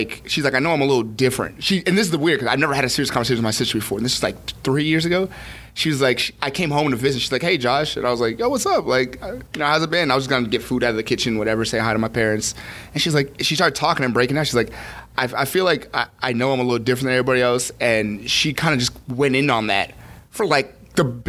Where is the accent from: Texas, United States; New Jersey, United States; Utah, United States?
New Jersey, United States; Newark; I was born here. I was born in Jersey